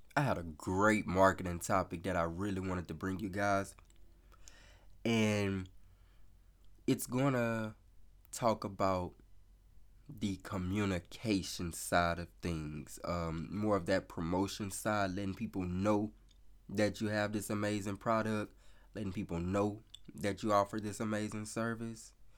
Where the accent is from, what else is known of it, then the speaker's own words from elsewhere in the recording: the South, United States; I'm from the South, so I say y'all